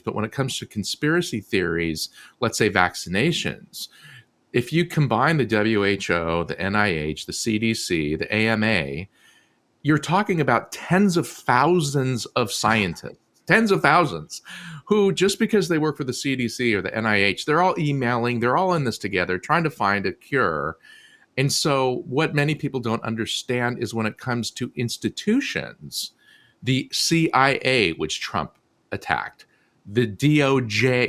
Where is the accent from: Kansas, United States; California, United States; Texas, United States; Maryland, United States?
California, United States; Southern; I grew up in Southern California